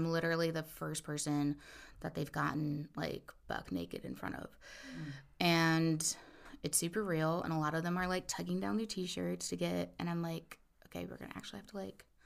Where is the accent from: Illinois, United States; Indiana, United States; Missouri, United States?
Indiana, United States; now in Northern California, United States; I'm from Indiana